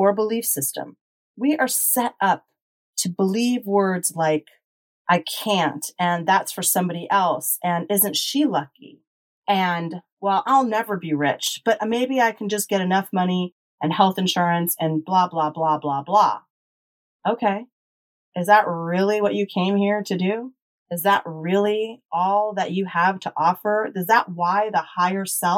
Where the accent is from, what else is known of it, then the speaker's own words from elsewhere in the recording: United States; We were brought up in the United States